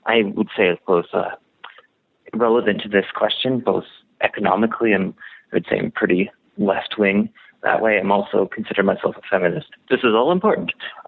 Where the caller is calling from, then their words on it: Western Canada, Canada; I'm calling from Western Canada in a rural location, just kind of out in the country. I'm 28 years old, and I'm straight, and I'm single.